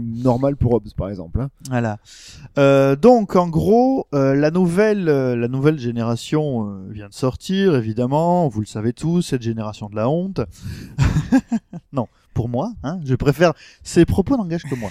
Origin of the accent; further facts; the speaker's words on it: France; on est français